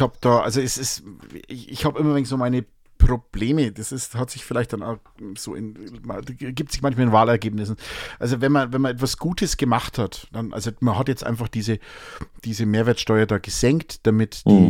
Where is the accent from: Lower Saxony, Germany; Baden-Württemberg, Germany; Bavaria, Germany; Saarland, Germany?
Bavaria, Germany; Münchberg; ich bin ja Münchberger, ne? Ich bin ja ursprünglich in Münchberg geboren, ich war ja immer in der Fledermaus